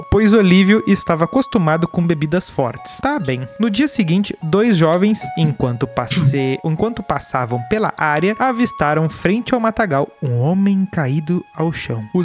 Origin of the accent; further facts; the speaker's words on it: Estância Velha, Rio Grande do Sul, Brazil; sou de Estância Velha.